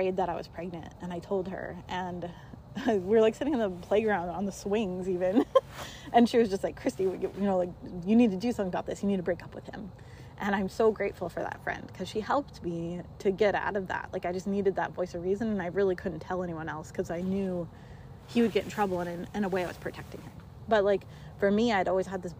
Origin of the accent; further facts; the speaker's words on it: Montana, United States; moved away; I grew up in Montana. I had a graduating class of, I think, like 17 people.